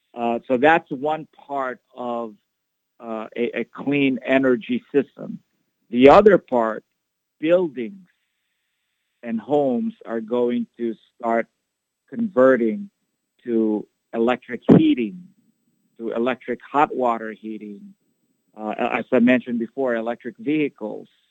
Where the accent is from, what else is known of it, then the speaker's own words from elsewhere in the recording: Philippines; moved away as an adult; also born or lived in Iowa, United States / New York City, United States; now in Chicago, United States; I was born there, but I grew up in the Philippines and did all of my schooling in the Philippines